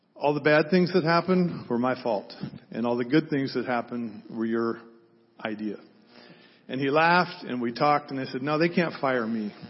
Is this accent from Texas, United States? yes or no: yes; Fort Worth, Texas, United States; now in San Diego, United States; I was raised in Texas, uh, Fort Worth